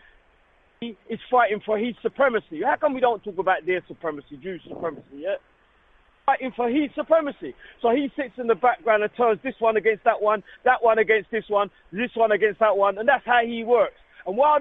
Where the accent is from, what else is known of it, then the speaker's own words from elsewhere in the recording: United Kingdom; I live here. I'm born here